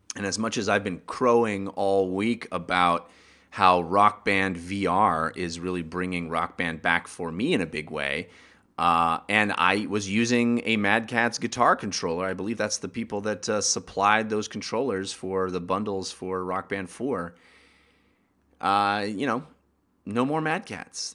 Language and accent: English; Bay Area, California, United States; I grew up in the Bay Area